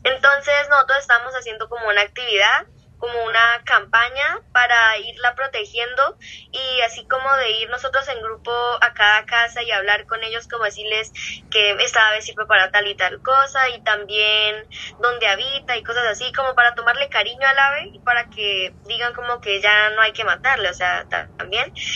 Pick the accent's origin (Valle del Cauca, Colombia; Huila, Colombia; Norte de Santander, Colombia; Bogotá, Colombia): Huila, Colombia; Neiva; soy de Neiva, Colombia, Neiva Huila